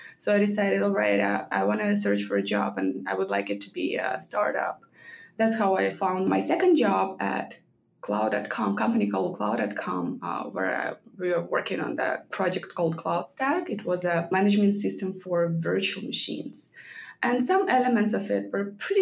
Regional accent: Belarus; moved away as an adult; now in United States; I started working back in my home country, Belarus, right after college

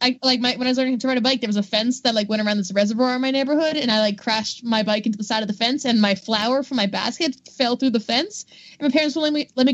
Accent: Florida, United States; it kind of hits, like, a weird middle ground between Orlando and Miami area, and those are the two areas I grew up in.

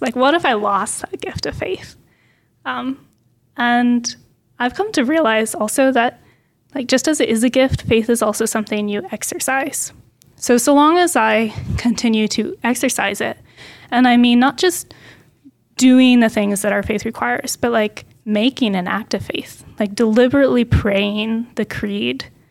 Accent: Portland, Oregon, United States; I grew up near Portland, Oregon

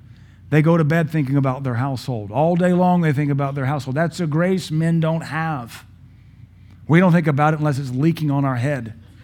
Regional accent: Pittsburgh, Pennsylvania, United States; born there; now in Baton Rouge, United States; I was born in Pittsburgh, but the Lord looked upon me and said, son, we're going to deliver you out of the hand of these abjects, these apostates. You'll know them as Yankees. I know them as pagans. The Lord took me to the south, to Baton Rouge, Louisiana.

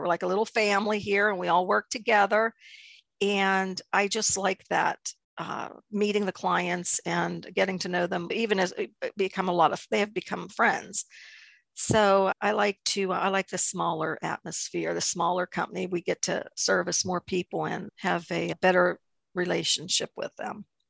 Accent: New Eagle, Pennsylvania, United States; I am from New Eagle, about 25 miles south of Pittsburgh, little town of New Eagle

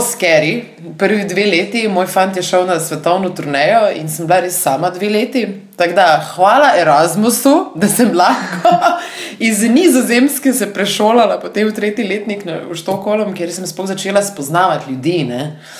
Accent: Slovenia; da sem pač iz Slovenije dejansko

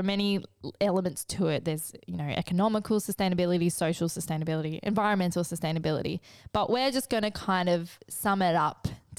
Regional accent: New South Wales, Australia; Growing up in the Northern Rivers.

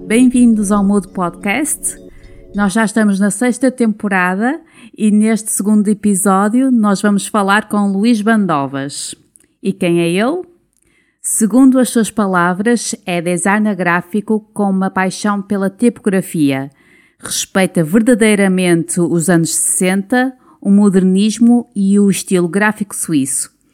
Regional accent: Esposende, Norte, Portugal; eu sou de Esposende.

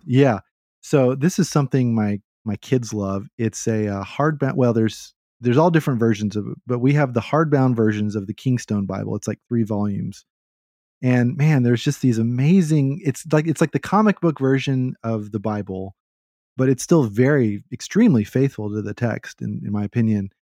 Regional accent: Austin, Texas, United States; I'm from Austin

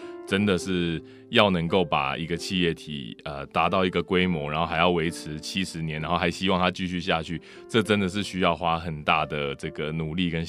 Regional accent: Changhua County, Taiwan; 因为早期我也都是在彰化工厂的彰化啦，对。那我小时候都是在工厂长大的

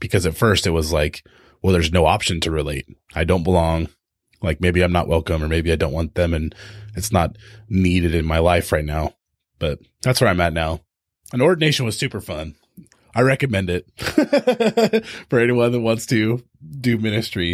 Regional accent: Tehachapi, California, United States; moved away; also born or lived in O'Brien, Oregon; I grew up in Tehachapi, which is this tiny little mountain town

